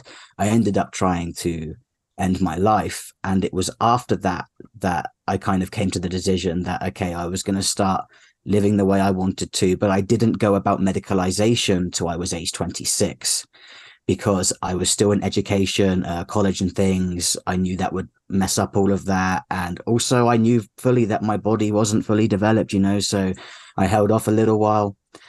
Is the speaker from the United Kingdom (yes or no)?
yes; United Kingdom; moved away as an adult; now in Arizona, United States; I'm 31 years old. I'm British, but I live in the US with my wife, who is American.